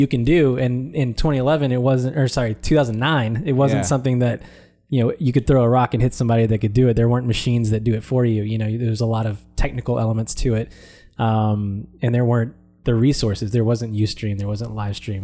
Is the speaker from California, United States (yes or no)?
no; Houston, Texas, United States; I was born in Houston, Texas